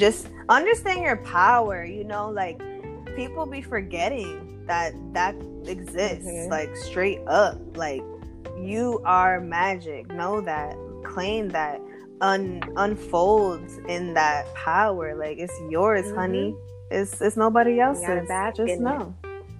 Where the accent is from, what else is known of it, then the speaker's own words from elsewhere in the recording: East Coast, United States; Being I'm from the East Coast.